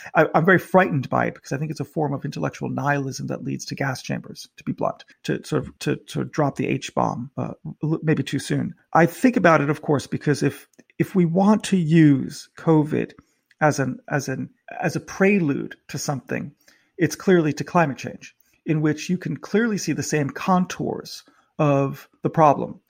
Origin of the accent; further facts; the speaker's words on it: United States; now in United Kingdom; I'm an American in the United Kingdom.